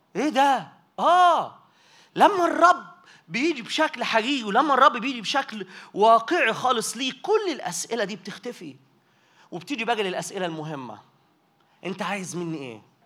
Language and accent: Arabic; Minya, Minya Governorate, Egypt; انا متجاي من المنيا